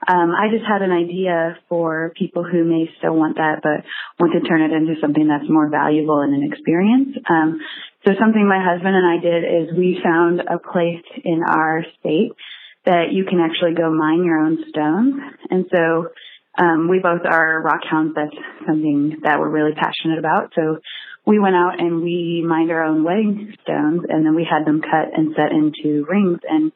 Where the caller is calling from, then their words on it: Portland, Oregon, United States; I'm from Portland, Oregon.